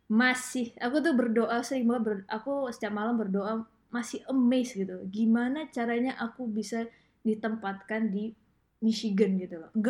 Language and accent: Indonesian; Medan, North Sumatra, Indonesia; also born or lived in Depok; now in United States; selama aku uh, pindah ya dari dari dari Medan ke Depok, hmm. Depok ke uh, ke Amerika